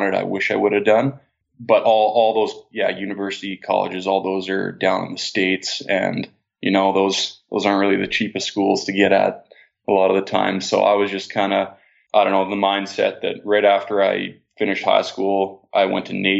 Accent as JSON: {"language": "English", "town": "Red Deer", "region": "Alberta", "country": "Canada", "tie": "born or raised there", "said": "I was born and raised in Red Deer, Alberta"}